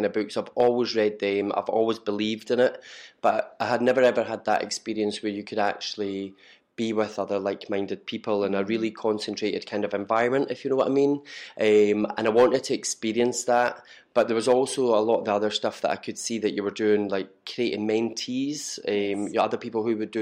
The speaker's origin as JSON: {"language": "English", "town": "Perth", "region": "Scotland", "country": "United Kingdom", "moved": "as an adult", "lives_now": "Glasgow, United Kingdom", "said": "I'm originally from Perth"}